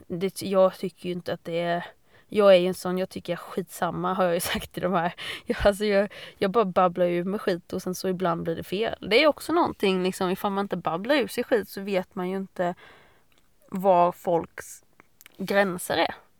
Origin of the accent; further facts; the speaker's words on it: Fredriksdal, Sweden; jag är uppvuxen i Fredriksdal